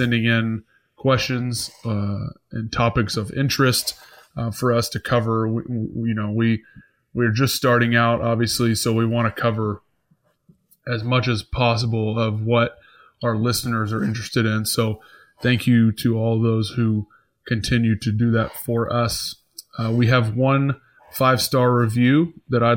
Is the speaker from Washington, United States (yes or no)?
no; Atlanta, Georgia, United States; now in Buffalo, United States; we grew up in Atlanta